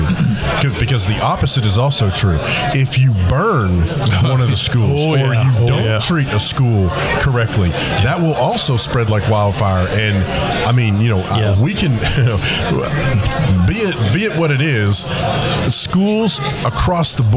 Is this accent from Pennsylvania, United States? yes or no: yes; Pittsburgh, Pennsylvania, United States; now in Arkansas, United States; I'm originally from Pittsburgh, so I'm, you know, I'm a transplanted Yankee